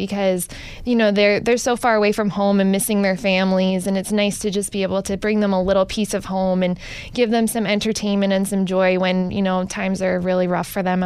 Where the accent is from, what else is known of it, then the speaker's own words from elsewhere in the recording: New Jersey, United States; I'm from New Jersey, so my family, every year we did a New York Day